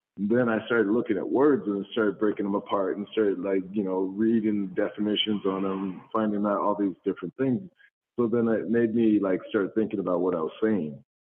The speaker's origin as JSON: {"language": "English", "town": "San Jose", "region": "California", "country": "United States", "tie": "born or raised there", "also_born_or_lived": "Compton, California", "said": "we grew up in Compton, so there the gang and stuff and all that. But um, uh, once I got into San Jose, San Jose was just really diverse"}